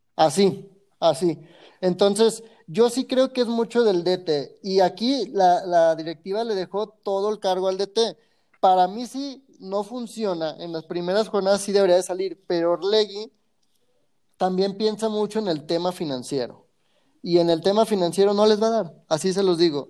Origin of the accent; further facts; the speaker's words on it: Guadalajara, Jalisco, Mexico; los tapatíos somos muy diferentes a, los de alrededor